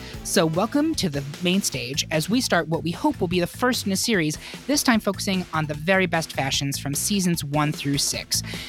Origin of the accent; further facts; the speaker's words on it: Lafayette, United States; Bitch, I am from Lafayette.